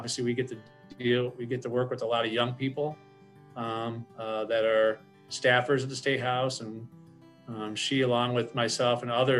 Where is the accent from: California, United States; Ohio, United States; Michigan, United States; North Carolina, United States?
Michigan, United States; moved away as an adult; I'm from Michigan